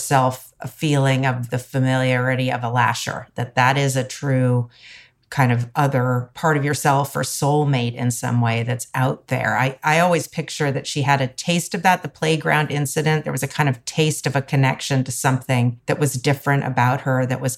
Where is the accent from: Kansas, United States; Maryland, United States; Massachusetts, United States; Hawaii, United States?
Hawaii, United States; moved away as an adult; I grew up in Hawaii, which is a place that feels absolutely full of spirits and ancestors